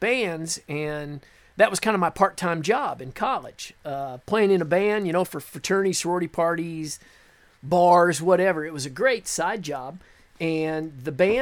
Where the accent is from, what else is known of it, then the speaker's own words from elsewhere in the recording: Beatrice, Nebraska, United States; moved away as an adult; now in Nashville, United States; I'm originally from Nebraska, born and raised in the middle of the United States